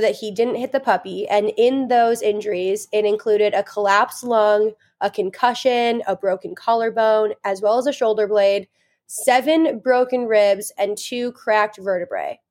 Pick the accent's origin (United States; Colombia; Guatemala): United States; Indiana; we are from Indiana